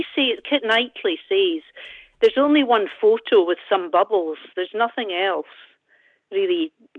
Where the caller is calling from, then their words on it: Broughty Ferry, Scotland, United Kingdom; Well, near Dundee, Broughty Ferry.